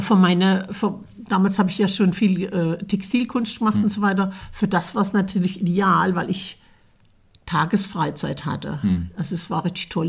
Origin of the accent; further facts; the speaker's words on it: Bieringen, Baden-Württemberg, Germany; now in Fulda, Germany; Ich komme aus Bieringen an der Jagd. das ist in der Nähe von Berlichingen